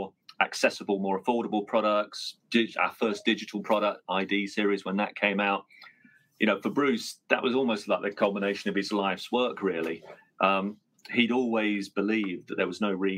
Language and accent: English; Colchester, East of England, United Kingdom; now in Northampton, United Kingdom; from Colchester, which is Britain's oldest town